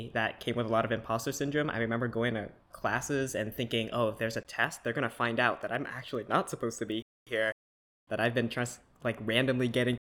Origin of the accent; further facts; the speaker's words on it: Burien, Washington, United States; I'm from Buren, Washington.